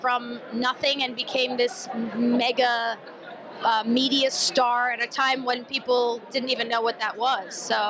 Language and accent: English; Albany, New York, United States; my hometown of Albany, New York.